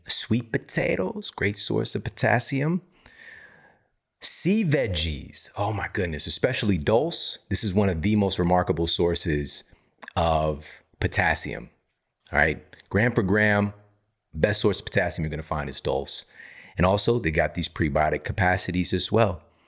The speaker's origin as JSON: {"language": "English", "region": "Missouri", "country": "United States", "said": "I'm from Missouri."}